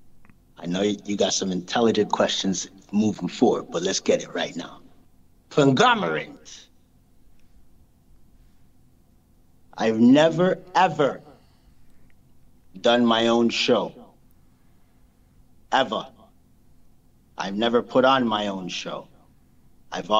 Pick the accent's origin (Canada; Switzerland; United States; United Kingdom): Canada; Montreal, Quebec; also born or lived in Brampton; now in Laval, Canada; I'm from Park X